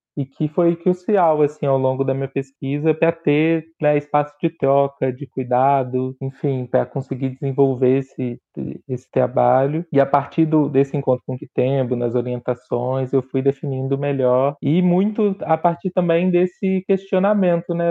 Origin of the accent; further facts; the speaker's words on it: Juiz de Fora, Minas Gerais, Brazil; moved away as an adult; also born or lived in Rio de Janeiro; eu sou de Juiz de Fora, da periferia de Juiz de Fora, e com 18 anos eu fui para o Rio para fazer faculdade